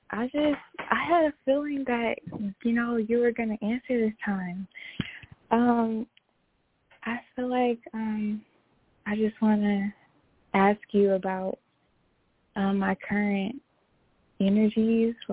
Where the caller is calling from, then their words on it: Houston, Texas, United States; Yes, I'm from Houston, Texas.